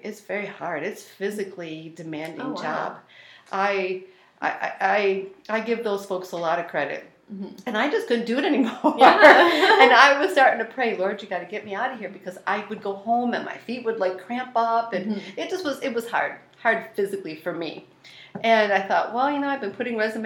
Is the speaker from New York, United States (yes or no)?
yes; Elma, New York, United States; I grew up in Elma